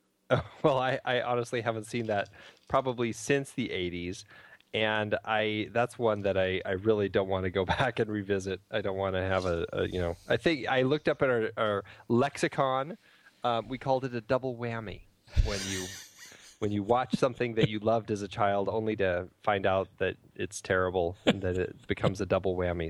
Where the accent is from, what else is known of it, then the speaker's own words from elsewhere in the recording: United States; as an American